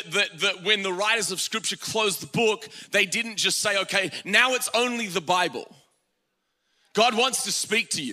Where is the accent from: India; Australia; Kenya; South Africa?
Australia; now in United States; I'm Australian